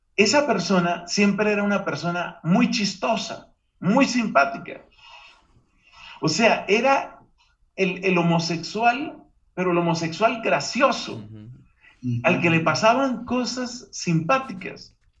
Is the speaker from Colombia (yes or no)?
yes; Colombia; Hubo una época en mi país, Colombia